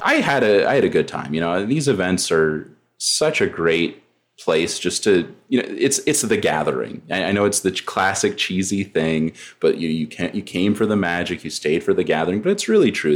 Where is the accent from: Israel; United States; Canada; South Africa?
United States; New Mexico; I'm from New Mexico, so it's very hot here